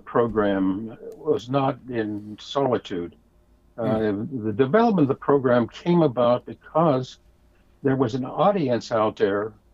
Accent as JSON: {"language": "English", "town": "Erie", "region": "Pennsylvania", "country": "United States", "tie": "born or raised there", "moved": "as an adult", "said": "return to my hometown, Erie"}